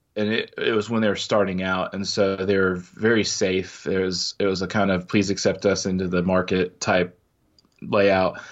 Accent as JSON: {"language": "English", "region": "Midwest", "country": "United States", "tie": "born or raised there", "said": "growing up in the Midwest"}